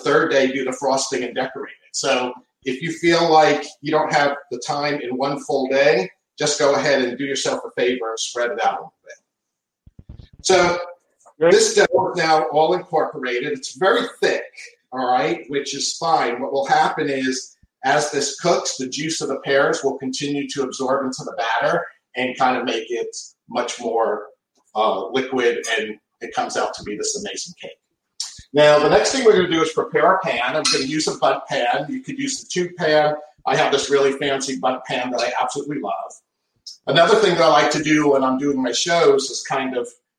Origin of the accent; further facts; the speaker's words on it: New England, United States; moved away; Growing up in the Northeast